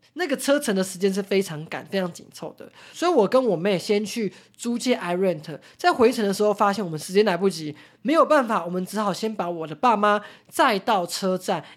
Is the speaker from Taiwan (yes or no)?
yes; Taiwan; 我们台湾人